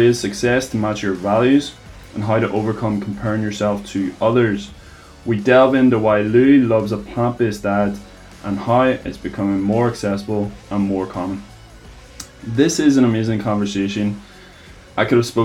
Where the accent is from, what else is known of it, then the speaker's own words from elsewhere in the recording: Ireland; also born or lived in California; I'm still living on parents here. Like, back in Ireland, because I came back from California